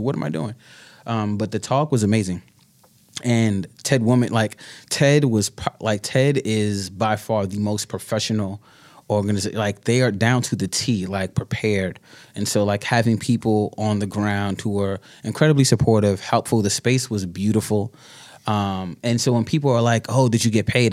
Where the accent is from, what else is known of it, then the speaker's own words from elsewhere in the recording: New York City, New York, United States; also born or lived in Brooklyn; born and bred in New Yorker, Bronx, Bronxite to, to, to the death